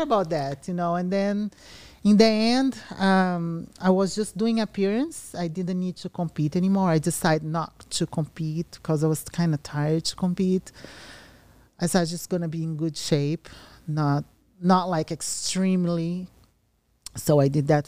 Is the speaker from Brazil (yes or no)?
yes; Brazil; English is a second language; moved away as an adult; now in Las Vegas, United States; I came from Brazil in 2007 to pursue my dream to become a professional bodybuilder.